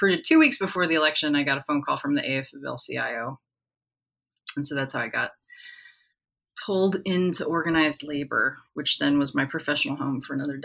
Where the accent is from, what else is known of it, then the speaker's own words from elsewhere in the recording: Washington, District of Columbia, United States; also born or lived in Pittsburgh, Pennsylvania; now in Austin, United States; I live in Austin, Texas. I grew up in Washington, D.C., and I grew up around politics